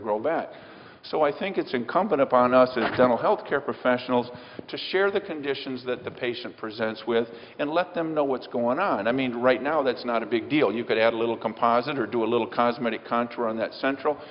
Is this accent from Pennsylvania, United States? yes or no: no; Michigan, United States; I'm from Michigan